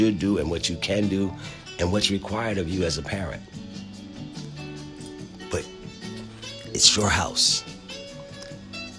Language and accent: English; Philadelphia, Pennsylvania, United States; I grew up in Philadelphia, okay? I went to public school in Philadelphia.